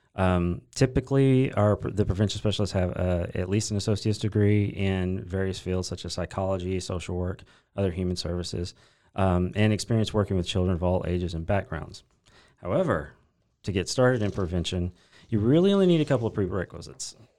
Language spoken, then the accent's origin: English; Corsicana, Texas, United States; I grew up in Corsicana, Texas, uh, just right down the road uh, where I currently live with my wife and kids